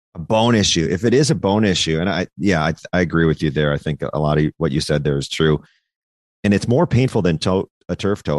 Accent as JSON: {"language": "English", "region": "Minnesota", "country": "United States", "said": "I'm from Minnesota. I grew up a Vikings fan"}